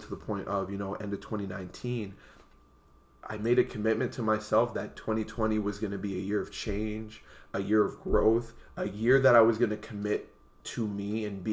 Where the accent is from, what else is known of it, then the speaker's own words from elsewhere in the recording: Windsor, Ontario, Canada; also born or lived in Montreal / Ottawa; I was born in Montreal, and I was raised in Windsor, Ontario.